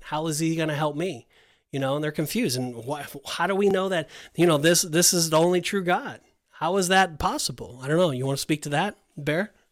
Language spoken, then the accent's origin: English; Southern California, United States; moved away; I'm originally from Southern California